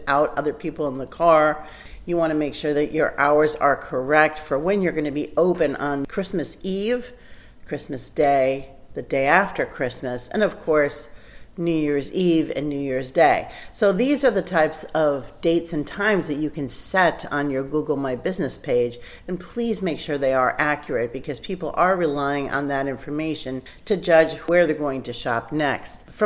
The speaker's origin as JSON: {"language": "English", "region": "New Jersey", "country": "United States", "tie": "born or raised there", "also_born_or_lived": "Colorado", "moved": "as an adult", "said": "I grew up in New Jersey"}